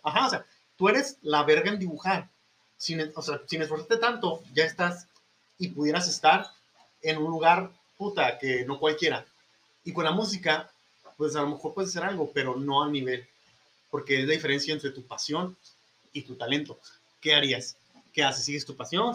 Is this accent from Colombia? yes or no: no; Mexico